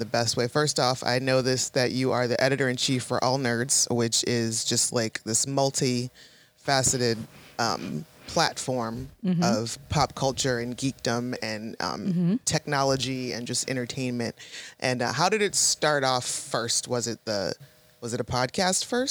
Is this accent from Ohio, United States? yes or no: yes; Toledo, Ohio, United States; now in Pittsburgh, United States; I'm originally from Toledo, Ohio, but I live in Pittsburgh now, and I've been in Pittsburgh for about 20 years.